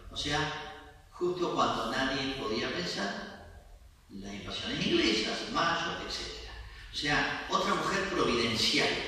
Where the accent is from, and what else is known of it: Argentina